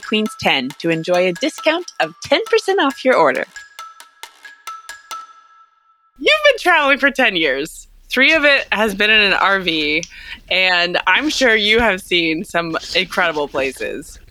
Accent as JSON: {"language": "English", "region": "Northeast Missouri", "country": "United States", "said": "I'm from Northeast Missouri, so you know I can still claim it"}